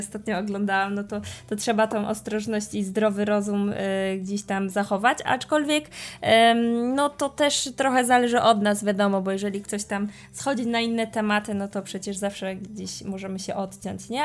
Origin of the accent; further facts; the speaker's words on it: Poland; jestem Polką uczącą się hiszpańskiego